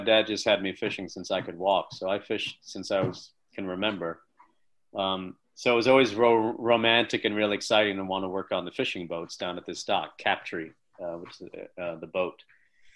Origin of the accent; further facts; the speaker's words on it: Long Island, New York, United States; I'm from Long Island, and I grew up as a fisherman